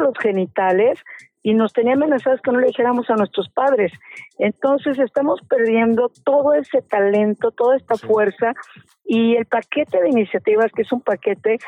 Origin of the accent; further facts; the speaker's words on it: State of Mexico, Mexico; Yo soy ciudadana del Estado de México